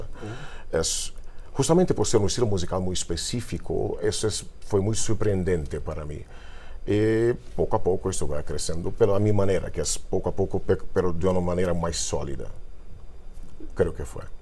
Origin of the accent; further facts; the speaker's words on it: Brazil; Spanish is a second language; Siempre cuando vuelvo a Brasil